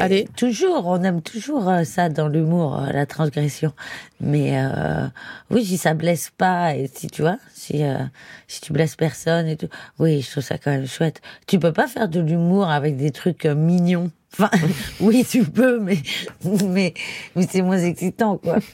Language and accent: French; Paris, Île-de-France, France; also born or lived in Barcelona area, Spain; j'ai grandi vraiment dans Paris